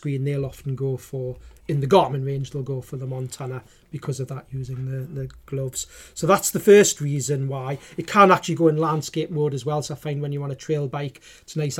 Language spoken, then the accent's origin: English; Newcastle upon Tyne, North East England, United Kingdom; accent: Geordie; my Geordie accent